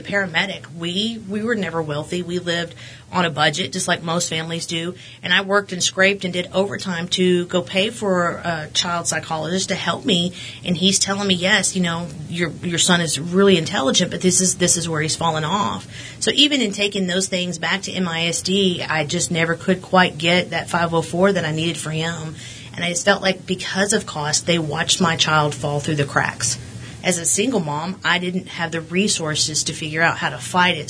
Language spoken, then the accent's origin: English; Midland, Texas, United States; also born or lived in Odessa, Texas; I was born in Odessa, but we transferred all over the state of Texas. But I, I consider myself a Midlander just because that's most of what I've known. I've been here since 88 or 89.